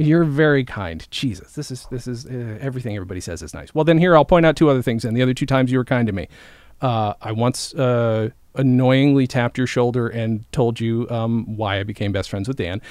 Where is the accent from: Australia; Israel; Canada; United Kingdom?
United Kingdom; Swindon, South West England; I was born in Swindon